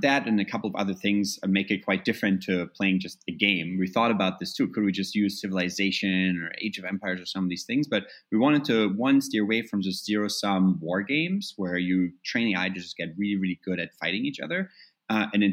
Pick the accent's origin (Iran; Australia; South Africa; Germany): Germany; moved away; growing up in Germany overall, which is where I, you know the time I got most of my education was in reunited Germany